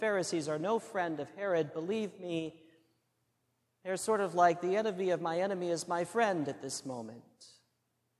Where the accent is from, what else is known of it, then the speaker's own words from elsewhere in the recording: Midwest, United States; When I was growing up in the Midwest